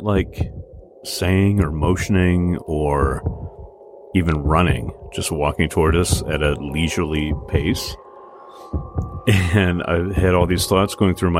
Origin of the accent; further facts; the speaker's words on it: United States; I grew up on the Mississippi River